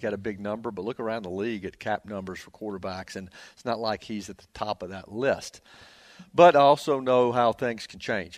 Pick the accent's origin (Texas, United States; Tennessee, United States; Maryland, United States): Tennessee, United States; Nashville; I'm from Nashville. I grew up in Nashville